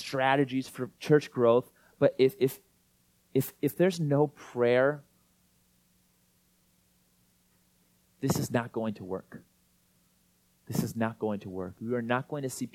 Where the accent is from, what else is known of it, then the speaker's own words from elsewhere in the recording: Iowa, United States; now in Minneapolis, United States; I'm from Iowa